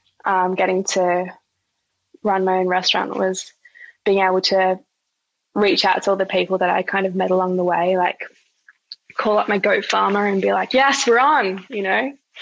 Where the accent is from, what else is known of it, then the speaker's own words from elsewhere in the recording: Australia; someone who's been born and raised in Australia.